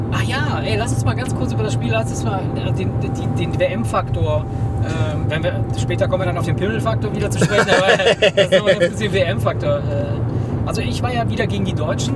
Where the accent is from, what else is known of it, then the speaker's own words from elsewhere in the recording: Argentina; moved away; ich bin ja gebürtiger Argentinier.